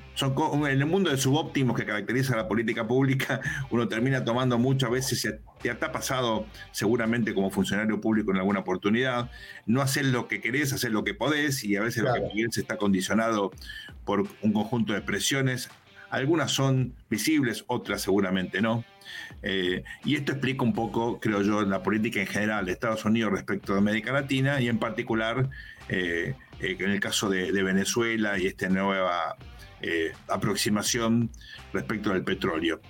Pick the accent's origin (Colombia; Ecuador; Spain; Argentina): Argentina; Nosotros somos argentinos